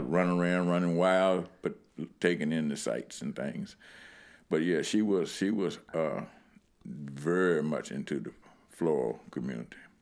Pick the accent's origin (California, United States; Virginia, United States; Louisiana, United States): Virginia, United States; Lynchburg; I grew up in what's considered downtown Lynchburg.